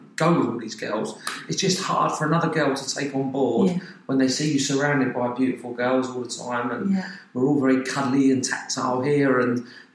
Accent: Surrey, South East England, United Kingdom; accent: Cockney; moved away; I'm actually from Surrey

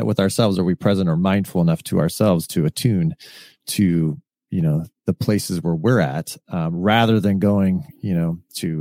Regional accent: California, United States; I was raised in California

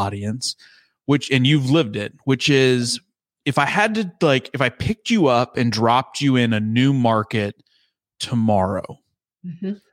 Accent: Texas, United States; as a fellow Texan

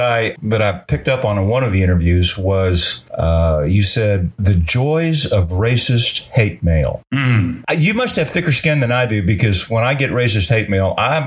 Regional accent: Texas, United States; I grew up in Texas. I'm a third or fourth generation Texan, depending on who you ask.

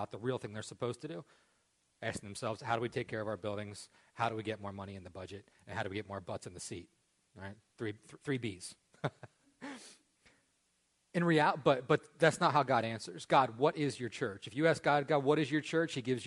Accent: Parker Ford, Pennsylvania, United States; I grew up here in Parker Ford.

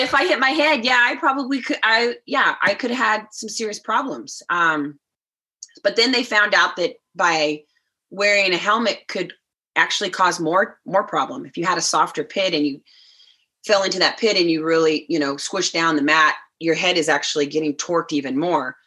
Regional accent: Sacramento area, California, United States; also born or lived in Idaho; in Sacramento, kind of my hometown area, 30, 30 miles from my hometown

